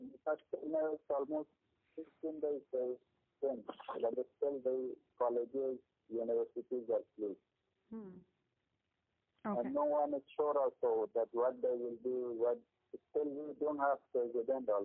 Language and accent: English; Afghanistan; now in Gujarat, India; we are from Afghanistan and we are Muslim